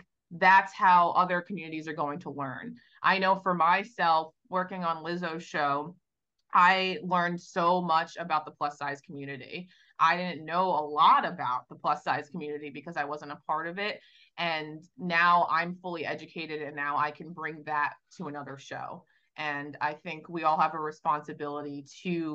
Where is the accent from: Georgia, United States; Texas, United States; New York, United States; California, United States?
New York, United States; Long Island; now in Los Angeles, United States; I grew up on Long Island, which is a bit of a bubble. I moved